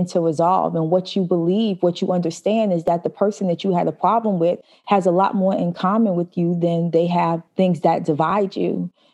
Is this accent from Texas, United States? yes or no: no; New York City, New York, United States; also born or lived in Albany, New York; I grew up in Brooklyn, New York